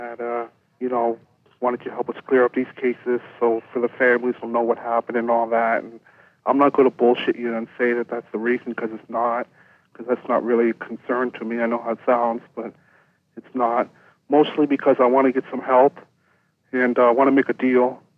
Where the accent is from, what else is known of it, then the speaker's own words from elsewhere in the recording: Yarmouth, Nova Scotia, Canada; We're both from Yarmouth, a little small town down in Nova Scotia